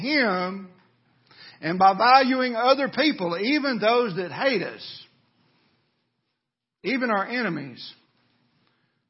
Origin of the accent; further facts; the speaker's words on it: United States; as Americans